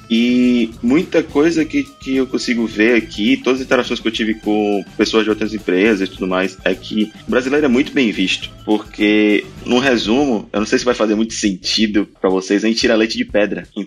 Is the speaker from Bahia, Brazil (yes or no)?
yes; Salvador, Bahia, Brazil; now in Cronulla, Australia; Eu vim de Salvador, né? Tipo, praia pra mim era qualquer lugar que eu fosse. E agora viemos pra cá e tá, tá muito bem.